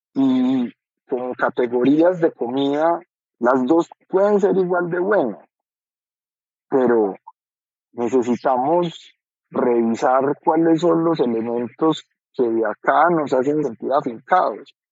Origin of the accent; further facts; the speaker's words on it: Colombia; como colombianos